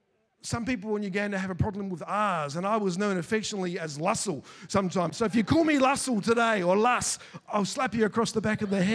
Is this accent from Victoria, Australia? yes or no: no; Queensland, Australia; See, we're from Queensland. So we've got swimming pools in our backyards there.